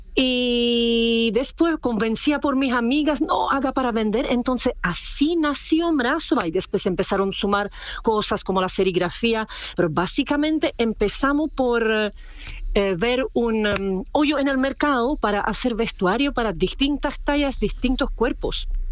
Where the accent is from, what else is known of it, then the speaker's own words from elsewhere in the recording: Czechia; Spanish is a second language; moved away as an adult; now in Chile; yo no soy chilena, yo soy de República Checa